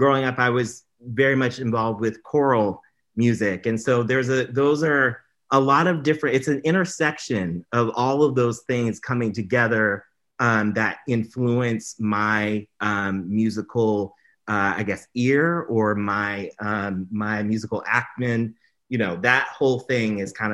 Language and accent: English; Durham, North Carolina, United States; So I grew up in North Carolina, Durham, North Carolina